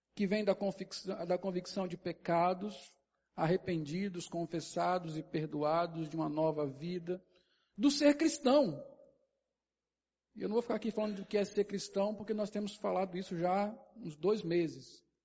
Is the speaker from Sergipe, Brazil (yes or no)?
yes; Sergipe, Brazil; also born or lived in Brasília; eu nasci em Brasília. Com um ano e meio eu vim para cá. Nunca voltei lá. Eu sou o quê? Eu sou sergipano.